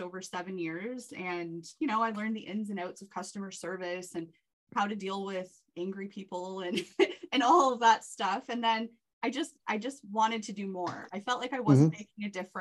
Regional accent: Whitby, Ontario, Canada; also born or lived in Oshawa / Bowmanville; So I'm born and raised in the Durham region. I grew up in Whitby

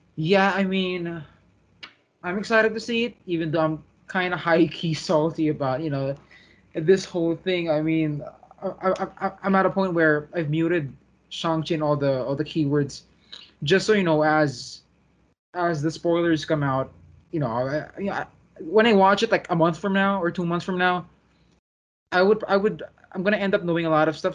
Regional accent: Philippines; as a Filipino

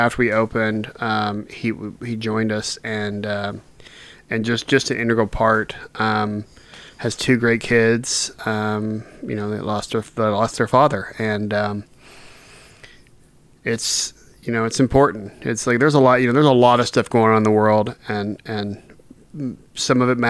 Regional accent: Oklahoma City, Oklahoma, United States; moved away; We're both from Oklahoma City

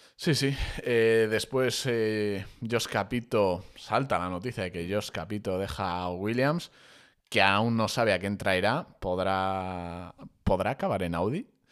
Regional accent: Spain; como españoles que somos

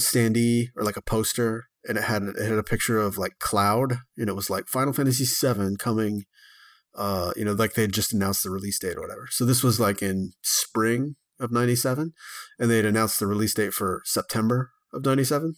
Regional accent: Texarkana, Texas, United States; my hometown of, uh, Texarkana, Texas

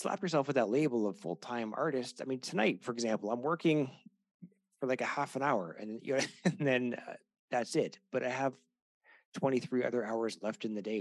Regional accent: Canada; I'm Canadian

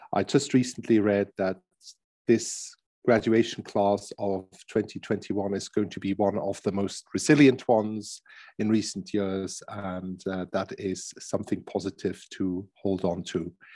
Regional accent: Switzerland; I'm from Switzerland, half German as well.

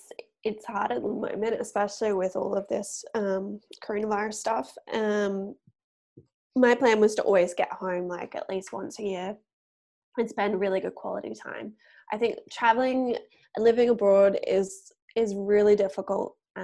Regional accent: Gold Coast, Queensland, Australia; I'm from the Gold Coast. So that is about an hour south of Brisbane. The main part of the Gold Coast is called Surfers Paradise.

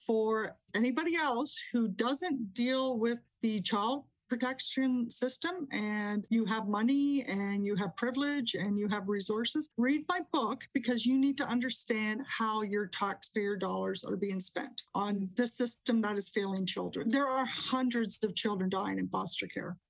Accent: Canada; I'm Canadian.

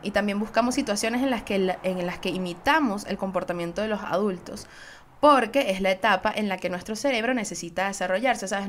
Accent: Venezuela; Soy una jeva de Venezuela

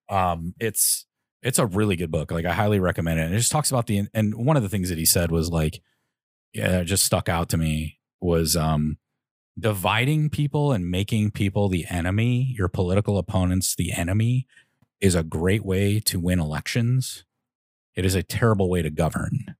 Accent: Chicago, Illinois, United States; we're all from the Chicagoland area

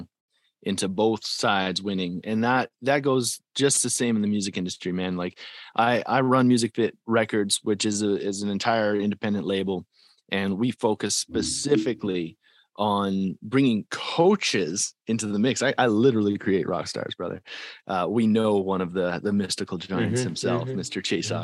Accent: Calgary, Alberta, Canada; I'm from Calgary, Alberta, that's the farm team to Nashville

